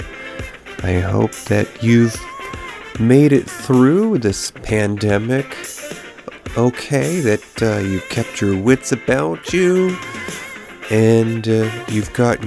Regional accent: New York, United States; moved away as an adult; during my growing up in New York, I did not get to the big city, the Big Apple, until my 20s, when I was soon to be leaving the state for a decade at least

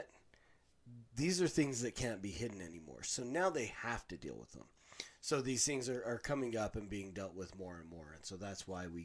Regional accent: Utah, United States; growing up in Utah, you would think that being, you know, the LDS church is a huge portion of this

